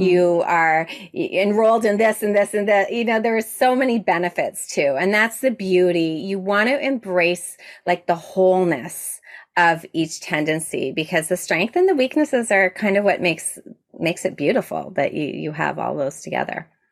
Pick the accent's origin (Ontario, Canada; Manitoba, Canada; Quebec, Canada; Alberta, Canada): Ontario, Canada; Toronto; I'm from Toronto, Ontario, Canada